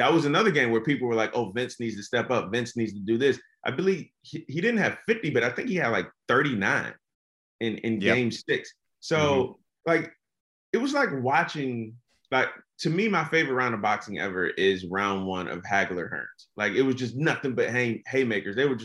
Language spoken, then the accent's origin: English; Virginia, United States; I'm from Virginia.